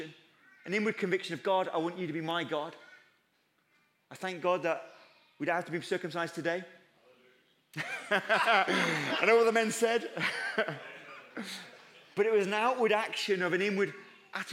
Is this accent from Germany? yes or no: no; United Kingdom; we're too British